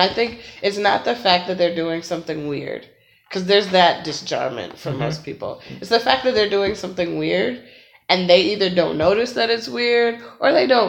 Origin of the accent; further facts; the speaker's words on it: Midwest, United States; I was from the Midwest, you don't want to be too Midwestern.